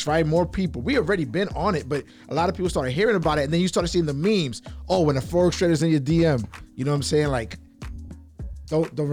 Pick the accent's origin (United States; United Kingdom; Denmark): United States; New York City, New York; I'm from Brooklyn, New York